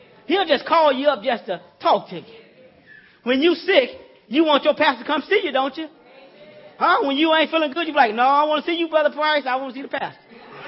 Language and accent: English; Louisiana, United States; I'm from Louisiana, old country boy, down in the sticks in the woods there.